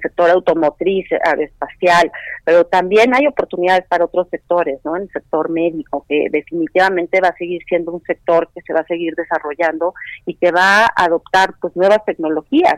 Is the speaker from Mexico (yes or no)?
yes; Mexico